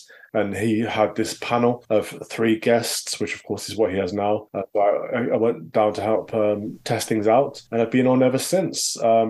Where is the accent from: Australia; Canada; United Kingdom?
United Kingdom; Midlands; I grew up in the Midlands in a former miners town, a market town.